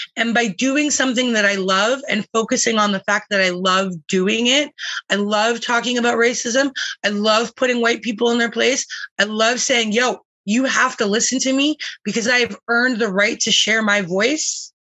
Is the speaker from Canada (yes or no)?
yes; Calgary, Alberta, Canada; now in British Columbia, Canada; I was born in Calgary.